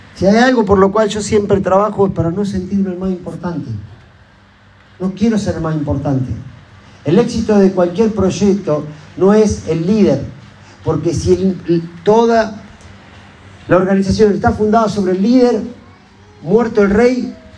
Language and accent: Spanish; Argentina; como ciudadano argentino